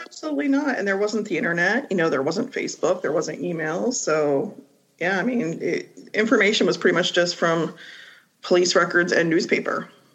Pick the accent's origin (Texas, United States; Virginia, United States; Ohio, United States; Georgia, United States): Ohio, United States; Marietta; now in Reynoldsburg, United States; I live in Reynoldsburg, Ohio. I am originally from Marietta